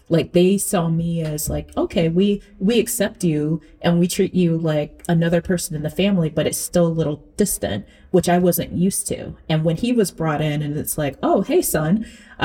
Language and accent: English; Central Florida, United States; I am a Southerner